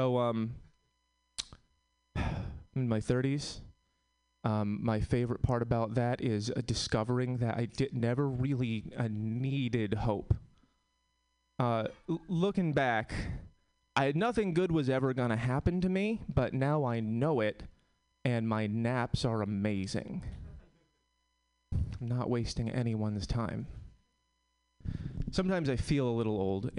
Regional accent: Connecticut, United States; now in Oakland, United States; I'm from Connecticut

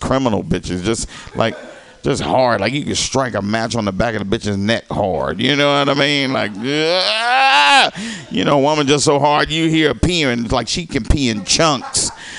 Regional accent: the South, United States; moved away; I'm from the South.

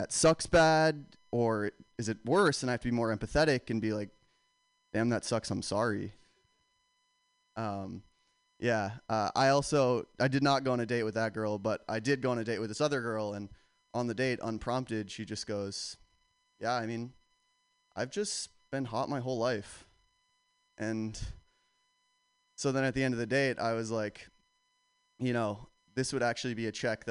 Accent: Boston, Massachusetts, United States; I'm from Boston, which basically just means I grew up around only Irish Americans

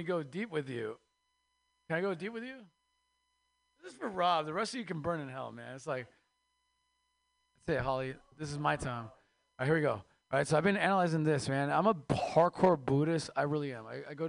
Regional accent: Mexico; now in United States; I used to have three jobs, man. I am Mexican from Mexico, so we outwork all of you. Immigrants just outwork Americans.

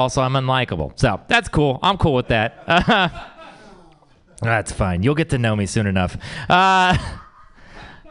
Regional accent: Texas, United States; I'm from Texas.

